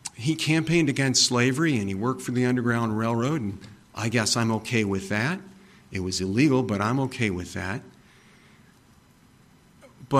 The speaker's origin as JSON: {"language": "English", "area": "Summit County", "region": "Ohio", "country": "United States", "tie": "born or raised there", "said": "I was born in Summit County, Ohio"}